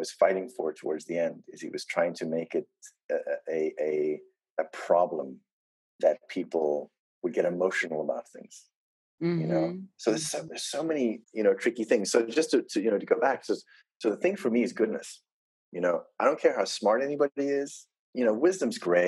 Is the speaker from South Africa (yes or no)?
yes; South Africa; I come from South Africa.